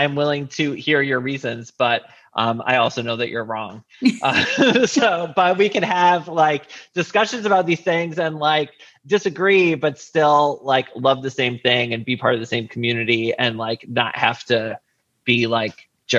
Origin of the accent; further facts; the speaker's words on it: Connecticut, United States; moved away; it turns out she's from a town like next to where I grew up in Connecticut